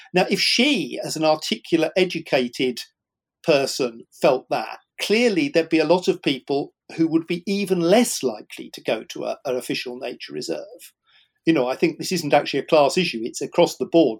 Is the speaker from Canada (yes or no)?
no; Shepperton, South East England, United Kingdom; growing up in West London in the suburbs um, around Shepperton